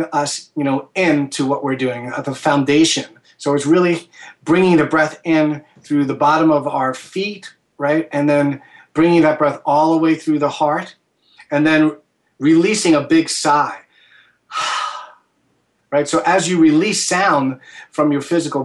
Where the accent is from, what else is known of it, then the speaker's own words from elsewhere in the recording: New York, United States; as a New Yorker